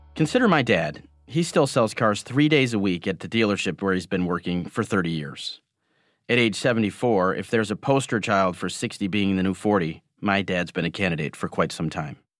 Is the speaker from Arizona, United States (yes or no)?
no; Michigan, United States; Growing up in Michigan